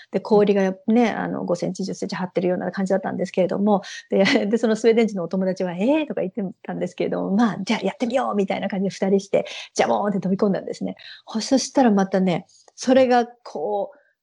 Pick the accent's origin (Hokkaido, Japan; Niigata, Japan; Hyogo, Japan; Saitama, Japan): Saitama, Japan; Ogawa; now in Sweden; 出身地は埼玉なんですけど、埼玉で、えっ、ー、と、県北で、小川町っていうところがあるんですね。